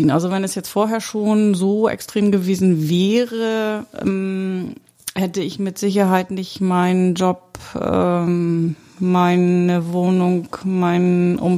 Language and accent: German; Mecklenburg-Vorpommern, Germany; ich hatte meine Heimat verlassen für meinen Ex-Mann und bin damals von Mecklenburg-Vorpommern nach Schleswig-Holstein gezogen.